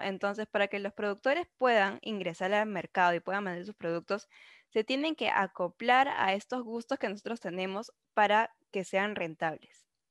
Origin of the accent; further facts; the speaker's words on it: Peru; nuestra identidad como peruanos